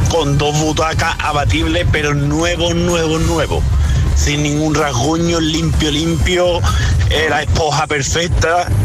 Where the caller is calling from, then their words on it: Jerez, Andalusia, Spain; de Jerez.